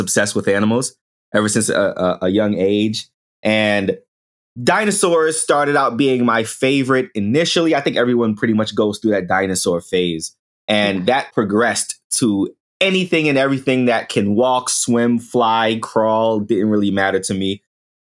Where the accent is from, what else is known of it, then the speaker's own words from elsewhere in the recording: New York City, New York, United States; growing up in the Bronx, in the projects